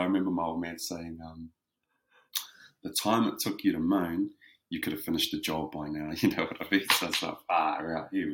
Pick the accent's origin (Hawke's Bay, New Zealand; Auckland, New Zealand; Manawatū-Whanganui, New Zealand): Hawke's Bay, New Zealand; Whakakī; moved away as an adult; also born or lived in Gisborne (Tairāwhiti); now in Wellington, New Zealand; Grew up back home in Whakakī. So Whakakī is where I'm from. Grew up there for the majority of my life